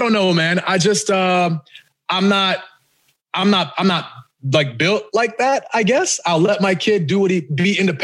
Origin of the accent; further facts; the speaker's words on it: Boston, Massachusetts, United States; also born or lived in Ghana; now in Texas, United States; Now I live there. I live there, but I actually grew up in Boston and, you know, I was born in Ghana